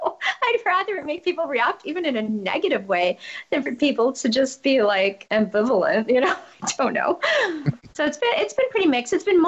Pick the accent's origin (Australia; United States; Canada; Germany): Germany; English is a second language; I learned to speak English when I was six. I mean, I was born in Germany, and that's where I'm from, but I don't think I have an accent.